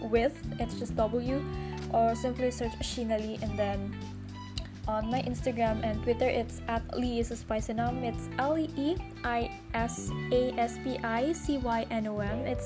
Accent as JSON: {"language": "English", "town": "Davao City", "region": "Davao Region", "country": "Philippines", "said": "I'm from the Philippines. Basically, I lived in Davao City from Mindanao where life is here. And then I am 25 years old."}